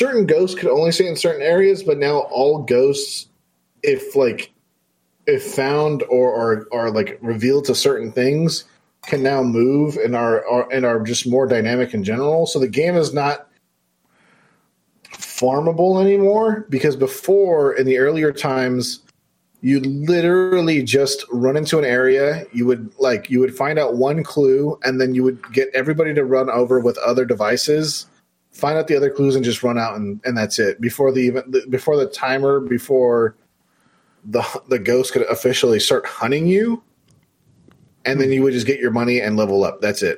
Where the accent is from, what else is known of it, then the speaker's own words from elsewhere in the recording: California, United States; I'm from California